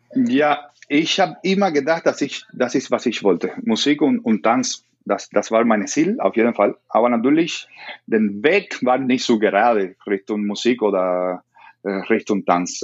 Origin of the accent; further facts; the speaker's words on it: Camagüey, Cuba; German is a second language; moved away as an adult; also born or lived in Esmeralda, Camagüey / Havana; now in Germany; ich bin in Camagüey geboren, ich bin in Camagüey.